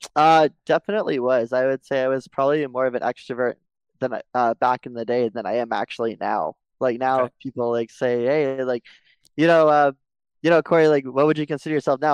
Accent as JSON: {"language": "English", "town": "Mississauga", "region": "Ontario", "country": "Canada", "tie": "born or raised there", "said": "I was born and raised in Mississauga, Ontario."}